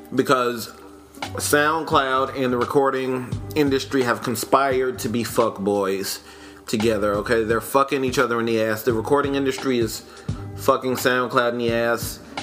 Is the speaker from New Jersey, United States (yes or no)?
no; New York, United States; I do have a decidedly East Coast bias. I'm from New York